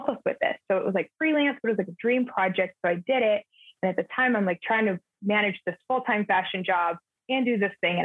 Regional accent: Southern California, United States; I'm born and raised in Southern California

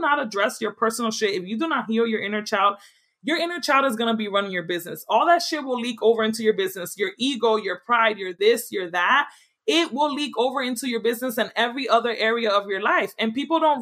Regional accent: New York City, New York, United States; moved away; I'm from the Bronx

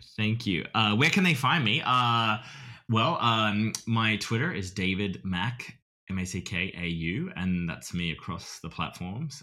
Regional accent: Australia; accent: Australian; moved away as an adult; my accent, I think, is pretty good, st-, my Australian has, I've kept it

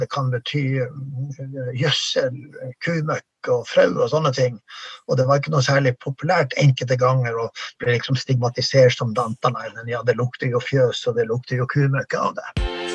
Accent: Norway; det ble ikke lagt skjul på det samiske språket i bygda der jeg vokste opp

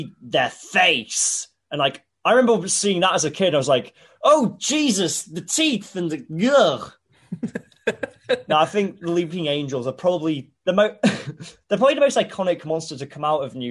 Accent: Hull, Yorkshire and the Humber, United Kingdom; when people ask where I'm from now, I used to go really out of my way to sound as un-Hull as possible when I say it. I was like, I'm from Hull. but now I think I actually do say, yeah, I'm from Ull

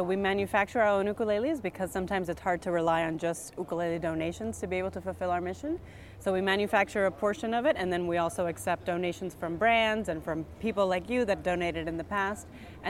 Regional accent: Dominican Republic; also born or lived in United States; now in Mexico; So I live in Mexico. I am from Dominican Republic, and I lived many years in the United States, but recently I moved down to Mexico.

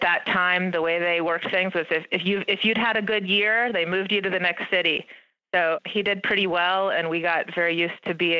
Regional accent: St. Louis, Missouri, United States; also born or lived in Indiana / Michigan / Ohio / Minnesota; But I was born in Indiana, moved to Michigan, Ohio, Minnesota, Missouri, spent a few stints in Texas, and then ended up going to high school in St. Louis.

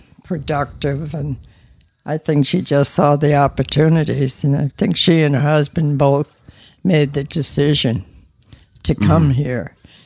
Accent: Boston, Massachusetts, United States; I was born in Boston at my grandmother's house.

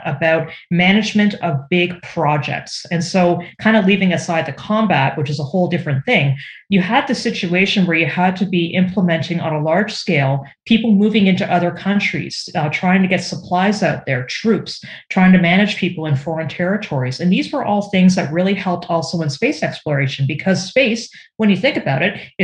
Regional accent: Canada; up here in Canada, I'm Canadian

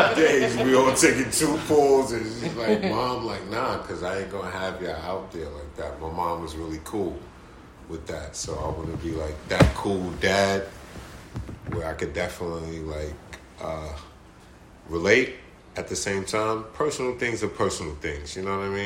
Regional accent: New York City, New York, United States; I come from the Bronx

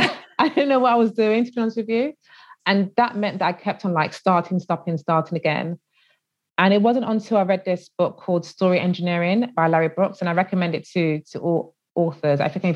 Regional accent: United Kingdom; And I think it's because they wanted to get my insight as a British Nigerian.

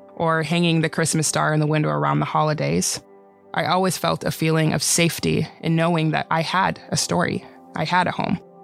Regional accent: White Bear Lake, Minnesota, United States; English is a second language; We moved in with my grandparents on my mom's side in White Bear Lake, Minnesota

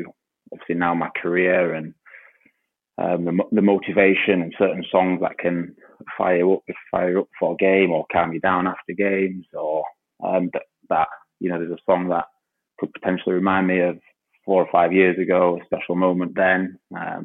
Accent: Huddersfield, Yorkshire and the Humber, United Kingdom; I grew up in Huddersfield

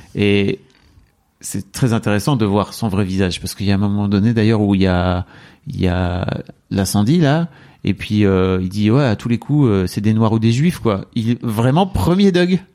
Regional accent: France; nous en tant que Français

